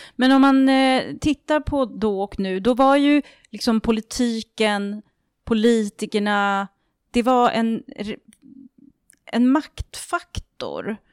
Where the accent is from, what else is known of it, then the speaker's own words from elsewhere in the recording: Orminge, Stockholm County, Sweden; jag är uppvuxen i Orminge